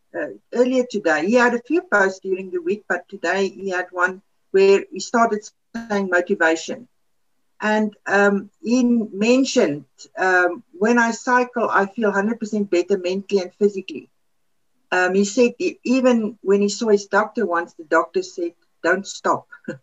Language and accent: English; South Africa; first language Afrikaans; English is a second language; something that came to my mind is a good Afrikaans word. That's now my mother tongue, is Afrikaans.